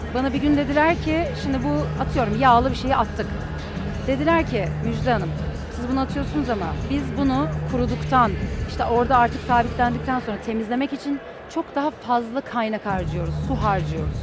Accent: Istanbul, Turkey; 1984 yılında İstanbul'da doğdum

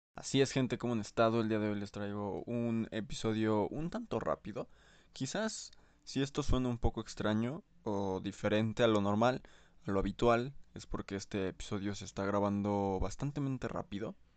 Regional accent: Mexico; como soy de México

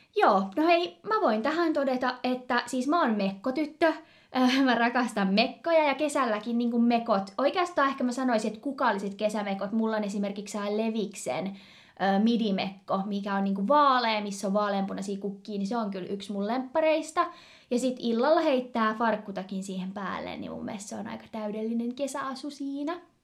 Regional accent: Turku, Southwest Finland, Finland; also born or lived in Kouvola; Me ollaan itse asiassa ää, ihan pienenä asuttu Kouvolassa ja sieltä niinku ihan alun perin kotoisin. Vaikka kyllä me molemmat varmaan lasketaan itsemme turkulaiseksi

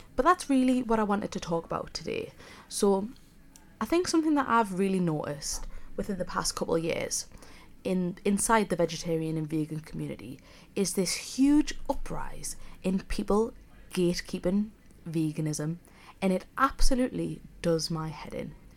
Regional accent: South Shields, North East England, United Kingdom; accent: Geordie; moved away as an adult; now in Leeds, United Kingdom; I'm a Geordie, if you can't already tell. I'm from Sunny South Shields, So I suppose I'm technically a sand dancer

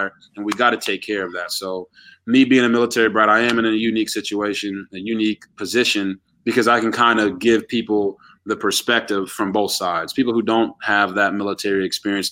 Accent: Texas, United States; also born or lived in Japan; now in Baltimore, United States; I was born in Japan, actually, but I'm a Texas raised kid

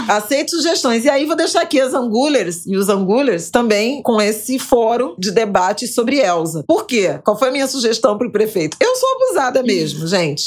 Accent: Rio de Janeiro, Brazil; na minha infância em Irajá

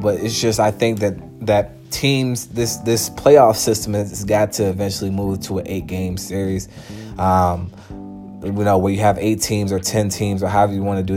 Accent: Charlottesville, Virginia, United States; Growing up in Charlottesville and, and seeing UVA play uh, for a long period of time

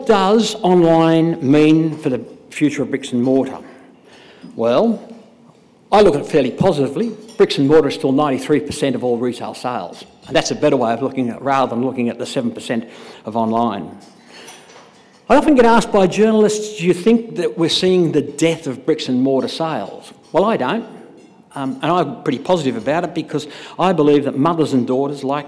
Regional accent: Sydney, New South Wales, Australia; I'm from Sydney

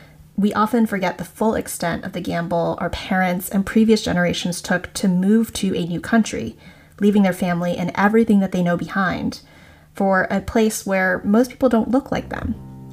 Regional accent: South Florida, United States; I grew up in South Florida.

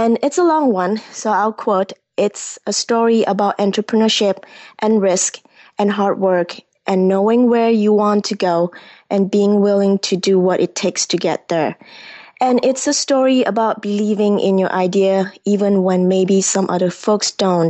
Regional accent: Kuala Lumpur, Federal Territory of Kuala Lumpur, Malaysia; moved away as an adult; also born or lived in Corona, California, United States; now in United States; I grew up in Malaysia at the heart of big city Kuala Lumpur, where the big twin tower is. And I came to United States at 18 to study aerospace engineering

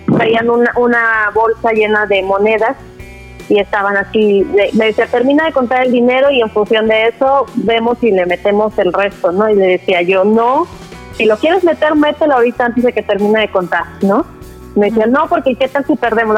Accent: Guanajuato, Mexico; moved away; also born or lived in Coatzacoalcos, Veracruz; cuando Vicente Fox fue candidato a gobernador del estado de Guanajuato, fue casa por casa en mi pueblito o en mi colonia, no sé, y fue a mi hogar

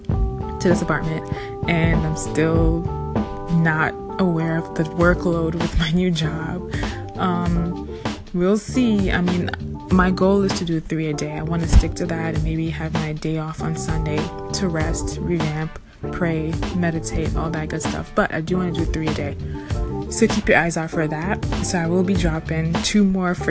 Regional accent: New York City, New York, United States; also born or lived in Suffolk County, New York / Harlem, New York City; I'm a New York City girl

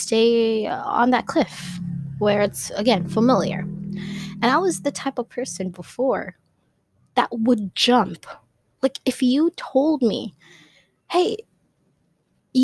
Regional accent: Philippines; first language Tagalog; English is a second language; Some are in my language, which is I'm Filipina, so some of them are in Tagalog

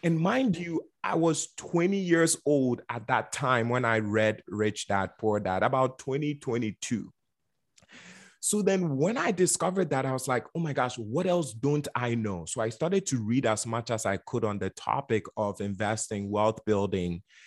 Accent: Ghana; also born or lived in Bronx, New York; now in United States; I was born and raised in Ghana, West Africa

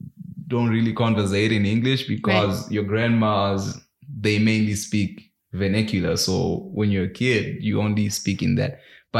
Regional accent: Zimbabwe; English is a second language; moved away; My roots. I'm from Zimbabwe.

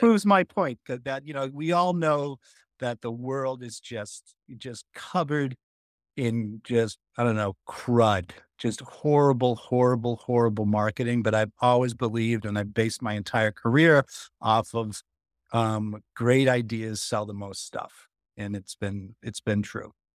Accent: Boston, Massachusetts, United States; I'm from Boston

